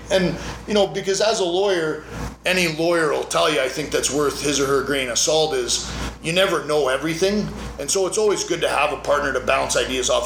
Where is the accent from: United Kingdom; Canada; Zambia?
Canada; also born or lived in Las Vegas, United States; now in United States; where I grew up in Canada